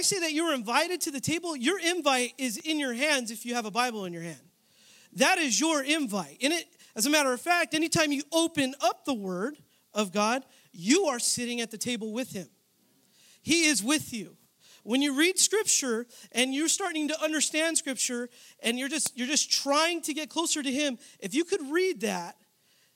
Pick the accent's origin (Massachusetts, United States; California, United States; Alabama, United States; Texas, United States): California, United States; San Jose; now in Southern California, United States; I was born and raised in San Jose, California, but I moved out here to start school